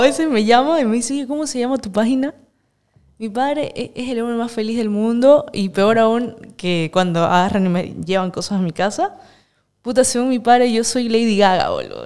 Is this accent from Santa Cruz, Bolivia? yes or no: yes; Santa Cruz de la Sierra, Santa Cruz, Bolivia; born or raised there